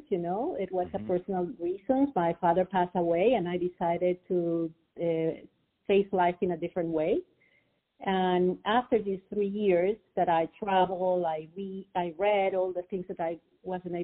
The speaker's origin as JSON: {"language": "English", "country": "Peru", "tie": "born or raised there", "said": "I'm Peruvian, so I was born and raised in Peru."}